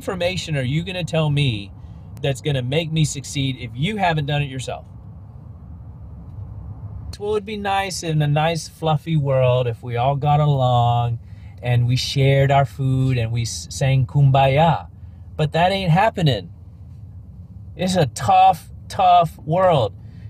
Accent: Leicester, East Midlands, United Kingdom; accent: British; Okay, yeah, I have a British accent. I'm from Leicester, England, and we say tomatoes, not tomatoes.

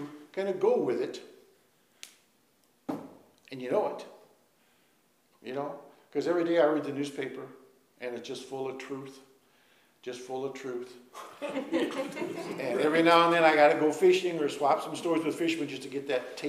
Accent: Minnesota, United States; we're from Minnesota, and I was a crick fisherman

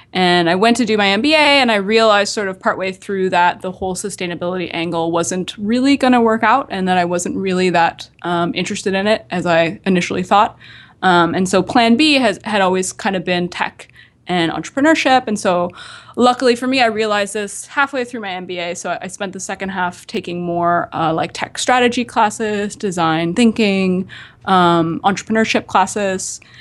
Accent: Nova Scotia, Canada; I'm from Nova Scotia, uh, the capital city there is Halifax. So I'm from, uh, just a, a small town just outside of Halifax

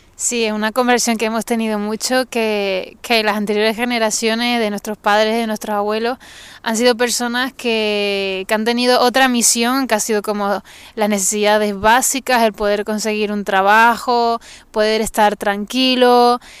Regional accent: Tenerife, Canary Islands, Spain; soy de Canarias, la mejor isla del mundo, o sea, la mejor isla del mundo, eh, de Tenerife

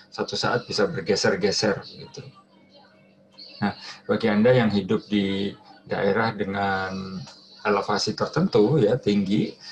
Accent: Surabaya, East Java, Indonesia; Saya berasal dari Surabaya, itu temperatur 40 derajat Celcius itu sudah hari-hari ya, sehari-hari saya alami ya waktu dulu SMA gitu.

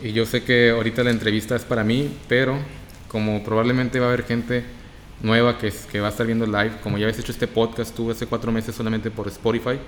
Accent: Reynosa, Tamaulipas, Mexico; soy de Reynosa, Tamaulipas.

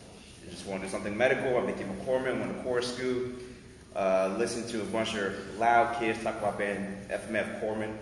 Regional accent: Liberia; moved away; also born or lived in Minnesota; We're both from Liberia, and we met in Minnesota

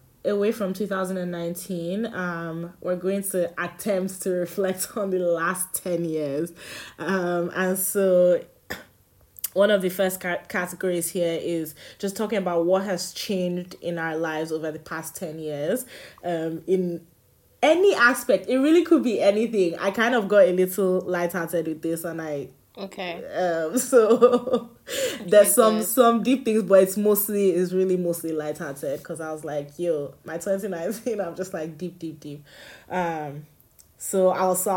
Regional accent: Nigeria; moved away; growing up in Nigeria made me an intolerant person

